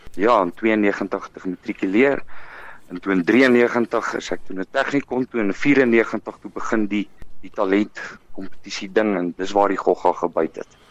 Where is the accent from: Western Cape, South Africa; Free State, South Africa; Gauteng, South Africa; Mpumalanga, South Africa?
Gauteng, South Africa; West Rand; also born or lived in Potchefstroom; Ek is gebore in Vogwel, ehm um, in die Wesrand, uh in in uh 1974